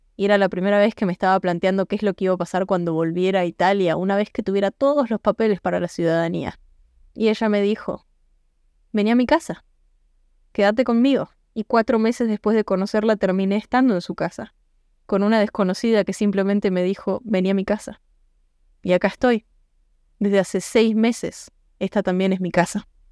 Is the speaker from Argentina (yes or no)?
yes; Argentina; moved away as an adult; me fui de Argentina.